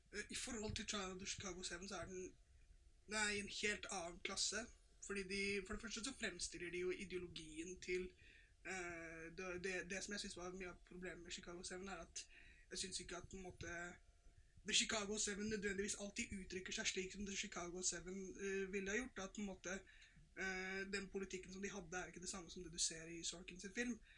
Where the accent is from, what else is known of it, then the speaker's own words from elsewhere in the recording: Norway; vi som nordmenn